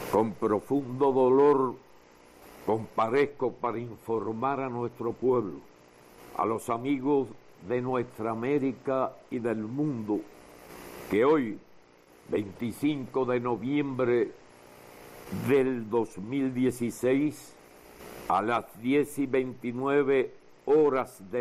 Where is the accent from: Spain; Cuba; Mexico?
Cuba; Como todo cubano lo sentimos mucho y en mi opinión propia lo sentí doblemente.